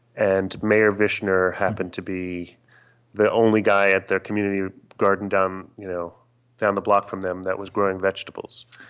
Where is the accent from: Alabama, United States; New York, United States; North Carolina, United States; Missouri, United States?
New York, United States; growing up in New York